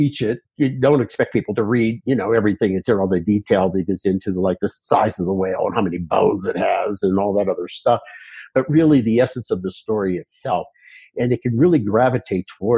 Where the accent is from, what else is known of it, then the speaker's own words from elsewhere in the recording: Pittsburgh, Pennsylvania, United States; moved away as an adult; now in Colorado, United States; near Pittsburgh in western Pennsylvania